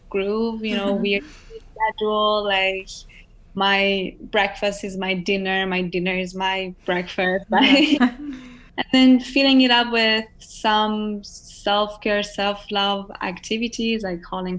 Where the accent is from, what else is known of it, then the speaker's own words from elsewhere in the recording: Iran; also born or lived in Hong Kong; now in United States; growing up in Iran, you're surrounded by lots of arts and crafts